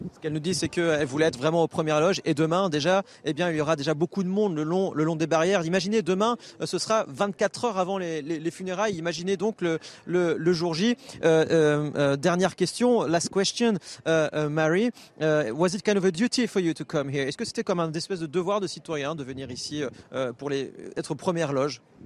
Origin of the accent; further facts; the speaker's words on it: France; nous en tant que Français